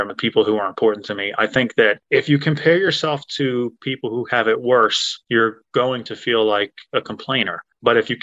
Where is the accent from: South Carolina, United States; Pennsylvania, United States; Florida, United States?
Pennsylvania, United States; Philadelphia; I grew up in Southwest Philadelphia, born and raised there